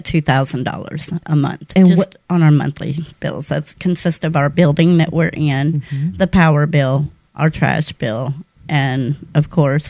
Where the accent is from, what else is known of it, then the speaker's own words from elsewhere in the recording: San Jose, California, United States; born there; now in Mobile, United States; I am originally from California.